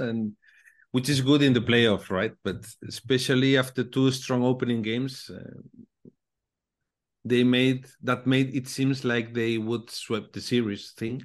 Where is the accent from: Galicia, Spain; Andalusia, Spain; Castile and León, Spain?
Galicia, Spain; English is a second language; I'm from Galicia, you know, located in the north of Spain.